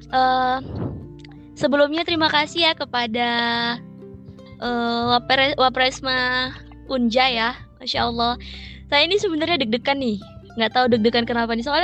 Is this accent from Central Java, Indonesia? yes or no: yes; Kebumen, Central Java, Indonesia; also born or lived in Sumatra; Kampung aku di Jawa Tengah, di Kebumen.